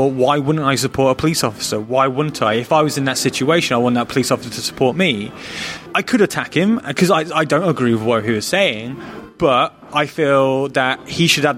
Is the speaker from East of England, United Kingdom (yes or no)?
yes; Luton, East of England, United Kingdom; I grew up in Luton